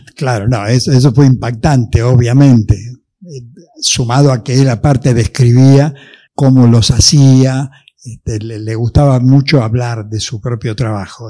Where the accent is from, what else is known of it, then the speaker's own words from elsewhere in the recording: Buenos Aires, Argentina; Yo en esa época vivía cerca de Retiro, digamos, más o menos por Carlos Pellegrini y Juncal